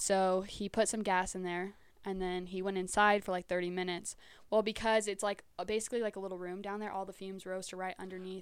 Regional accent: Hatch, New Mexico, United States; also born or lived in Las Cruces, New Mexico; I was born in Cruces and I grew up in Hatch, all my mom's family farms

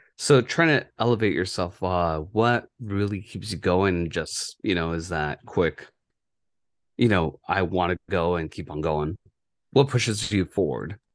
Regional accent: Yuma, Arizona, United States; moved away; my hometown

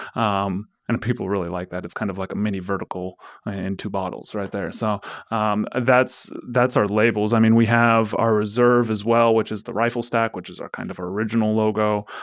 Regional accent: Forest Grove, Oregon, United States; I grew up in Forest Grove, so, I mean, I grew up in Pinot Noir country

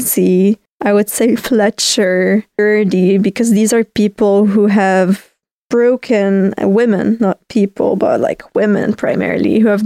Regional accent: Beirut, Beirut Governorate, Lebanon; moved away as an adult; also born or lived in Denmark / Spain; I definitely was born and raised in Lebanon

